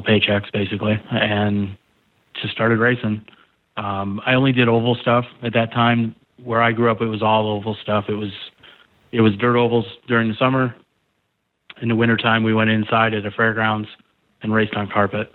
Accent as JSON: {"language": "English", "region": "Pennsylvania", "country": "United States", "tie": "born or raised there", "said": "I grew up in Pennsylvania"}